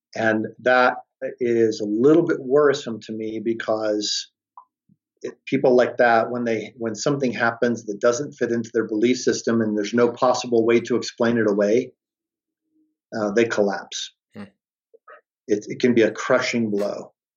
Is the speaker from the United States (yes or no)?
yes; Detroit, Michigan, United States; I grew up in Detroit, Michigan